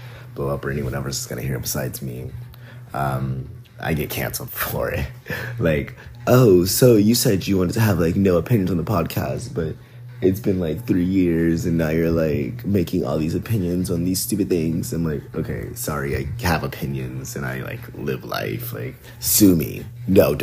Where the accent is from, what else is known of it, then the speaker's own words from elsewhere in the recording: Atlanta, Georgia, United States; also born or lived in New Jersey; I'm born and raised in Atlanta, Georgia. I used to live in New Jersey for a bit in high school, and then I came back down for college.